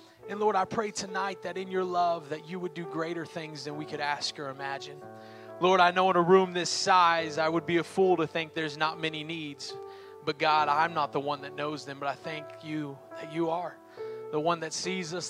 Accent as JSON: {"language": "English", "town": "Oklahoma City", "region": "Oklahoma", "country": "United States", "tie": "born or raised there", "moved": "yes", "lives_now": "Miami, United States", "said": "I'm actually born and raised here in Oklahoma City. The 405, which I love, went from the 405 to the 305."}